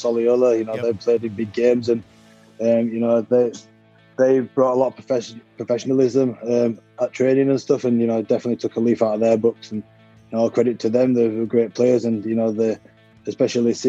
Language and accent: English; England, United Kingdom; moved away as an adult; now in Canberra, Australia; us boys that have come from England, we don't have much family and friends here